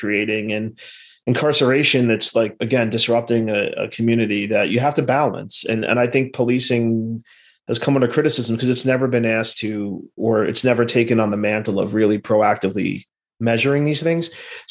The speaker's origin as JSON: {"language": "English", "town": "New York City", "region": "New York", "country": "United States", "tie": "born or raised there", "moved": "as an adult", "said": "I was born in Brooklyn in the mid-70s"}